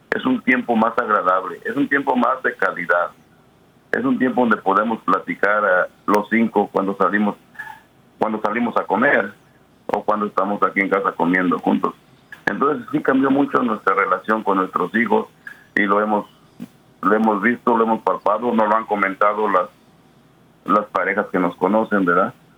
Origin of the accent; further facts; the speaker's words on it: Mexico; moved away; al menos en mi familia, pues venimos de pueblos pequeños en México